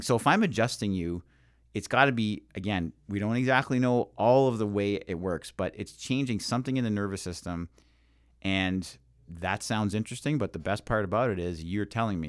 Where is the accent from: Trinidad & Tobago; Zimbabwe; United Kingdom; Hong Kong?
Trinidad & Tobago; When I was a little girl growing up in Trinidad, we had an old lady, she said, in the village